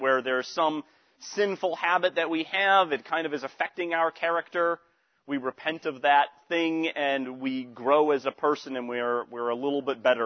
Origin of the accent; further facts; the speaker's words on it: Western Massachusetts, United States; moved away; also born or lived in Pittsburgh; I was from Western Massachusetts. All right, so I had a certain way of speaking from out there in Western Massachusetts